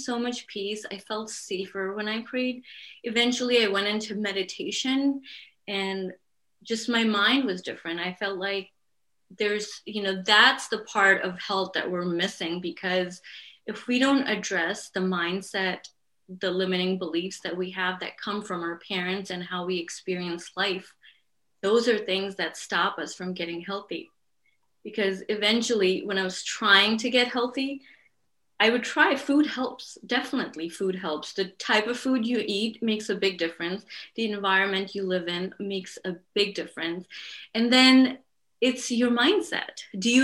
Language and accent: English; Pakistan; moved away; Where I'm from, I'm from Pakistan.